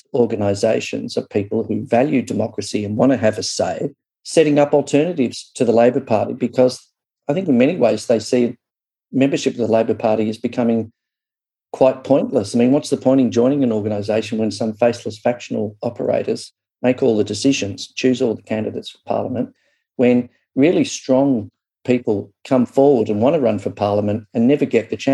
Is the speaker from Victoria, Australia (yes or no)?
yes; Doveton, Victoria, Australia; I grew up in Doveton, out past Dandenong.